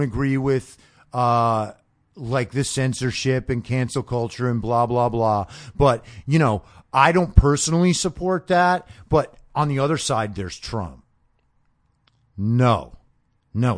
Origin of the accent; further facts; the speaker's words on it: New York, United States; I was growing up in New York